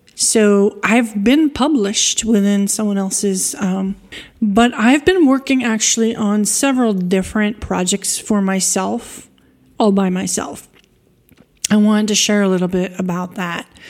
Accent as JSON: {"language": "English", "area": "East Coast", "region": "New York", "country": "United States", "tie": "born or raised there", "also_born_or_lived": "Washington, D.C. area", "moved": "as an adult", "lives_now": "France", "said": "As someone who grew up on the East Coast in the U S, I'm a New Yorker."}